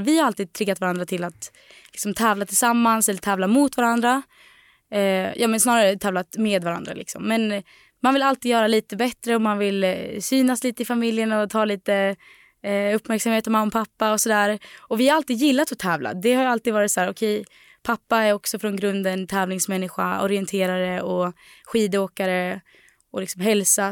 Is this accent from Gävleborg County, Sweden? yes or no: yes; Delsbo, Gävleborg County, Sweden; moved away; på gården i Delsbo där vi kommer ifrån.